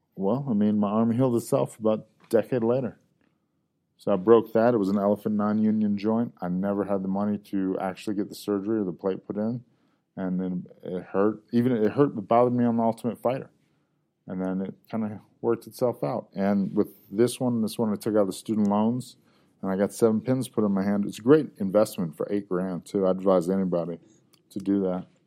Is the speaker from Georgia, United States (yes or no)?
yes; Georgia, United States; also born or lived in Ohio; Ohio-ish by way of Georgia, mostly Georgia